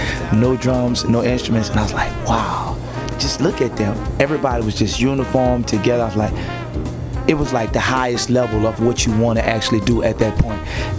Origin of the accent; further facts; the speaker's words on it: New Orleans, Louisiana, United States; I'm from New Orleans